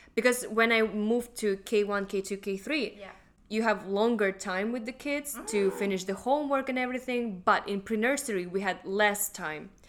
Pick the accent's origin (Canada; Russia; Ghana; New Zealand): Russia; now in Hong Kong; I'm from Russia